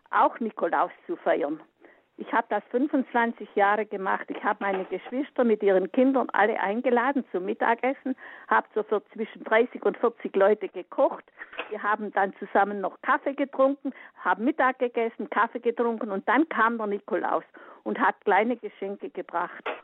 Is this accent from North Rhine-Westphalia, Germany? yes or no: no; Allgäu, Bavaria, Germany; aus dem Allgäu. Ich bin als Kind auf dem Bauernhof aufgewachsen